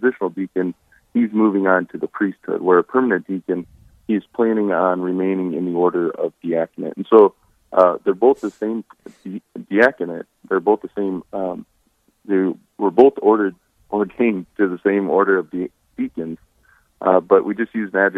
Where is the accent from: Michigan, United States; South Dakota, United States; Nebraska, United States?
South Dakota, United States; Hartford; I grew up near Hartford, South Dakota.